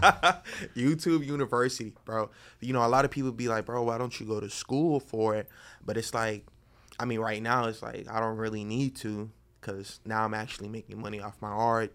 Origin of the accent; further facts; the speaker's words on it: Boynton Beach, Florida, United States; now in Miami, United States; from Boynton Beach.